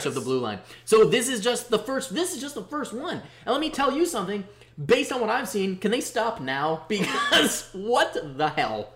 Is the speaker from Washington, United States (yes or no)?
no; Bolingbrook, Illinois, United States; now in Chicago, United States; I grew up in Bolingbrook, and right by where the IKEA is